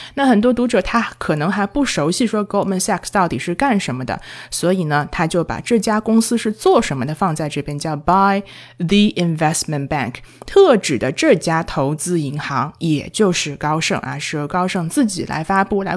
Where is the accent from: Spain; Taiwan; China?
China; 我们中国人